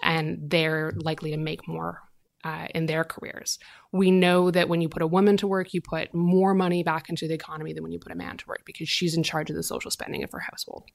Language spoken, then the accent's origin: English; Southern Alberta, Canada; I grew up in Southern Alberta